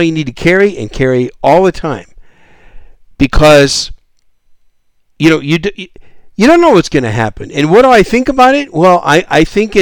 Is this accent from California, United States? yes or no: no; Wisconsin, United States; now in South Texas, United States; Wisconsin, my home state.